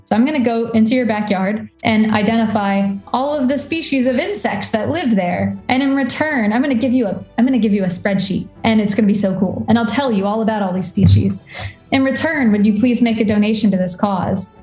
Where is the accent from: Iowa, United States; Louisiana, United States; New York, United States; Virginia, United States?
Virginia, United States; Warrenton; also born or lived in Washington, D.C.; I grew up in Warrenton, Virginia, which is a, a rural county in, in um, the eastern side of America